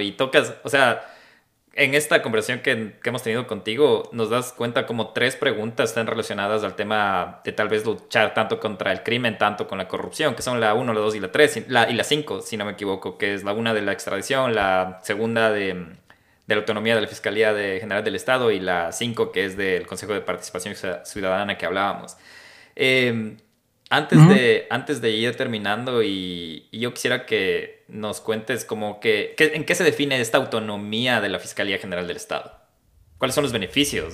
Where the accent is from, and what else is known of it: Ecuador